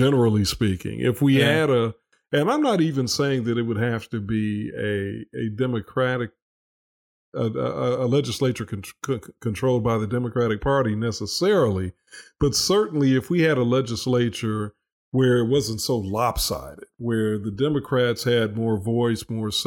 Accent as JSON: {"language": "English", "town": "Chicago", "region": "Illinois", "country": "United States", "tie": "born or raised there", "moved": "as an adult", "said": "I grew up in Chicago"}